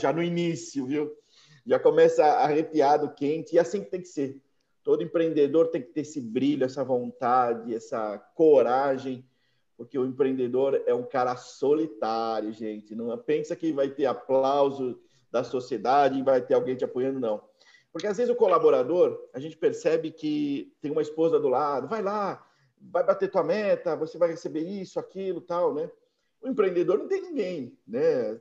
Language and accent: Portuguese; São Paulo, Brazil; Eu sou paulistano também, de São Paulo, mas um cidadão do mundo também